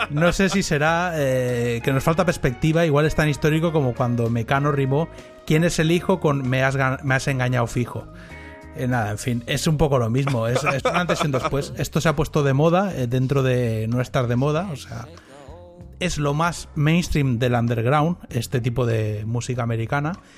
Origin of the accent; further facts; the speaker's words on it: Argentina; Yo soy eh, argentino-catalán.